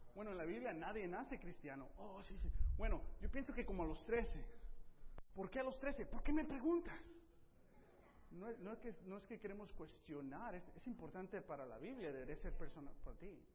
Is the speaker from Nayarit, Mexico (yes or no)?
yes; Tepic, Nayarit, Mexico; moved away; yo crecí en Tepic